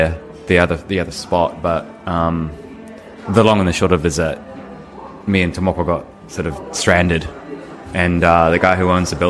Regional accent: Nelson, New Zealand; moved away as an adult; also born or lived in Wellington / Australia / Queensland; My hometown. Right. So this is in Nelson

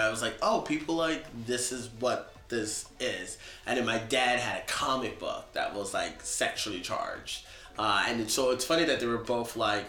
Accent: Norfolk, Virginia, United States; also born or lived in Pennsylvania; now in New York, United States; I was born in Pennsylvania, but I'm from Norfolk, Virginia.

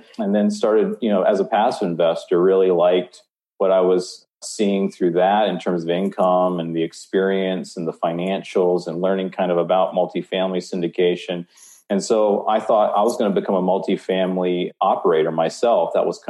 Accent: Tennessee, United States; born there; also born or lived in Omaha, Nebraska; Yes, I was born in Tennessee, went to college in Omaha, Nebraska at Creighton University, and that'll kind of come back into the story later on.

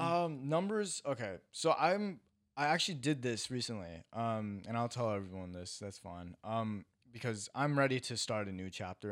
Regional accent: Iowa, United States; now in California, United States; I am a kid who was born and raised in Iowa, moved to California, and is now a TikToker.

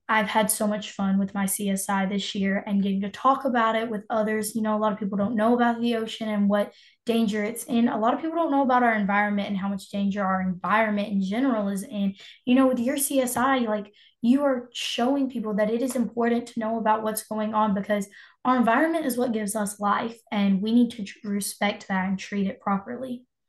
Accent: Moore County, North Carolina, United States; I am 16 years old and I am from Moore County

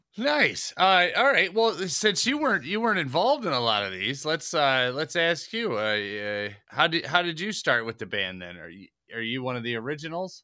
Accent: Detroit, Michigan, United States; I'm Detroit, Michigan

